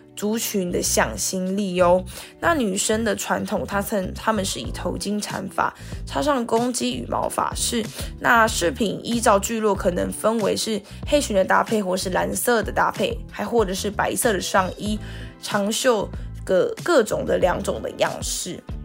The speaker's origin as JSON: {"language": "Chinese", "town": "Guanshan", "region": "Taitung County", "country": "Taiwan", "said": "我是来自台东关山德高达古范部落的阿美族"}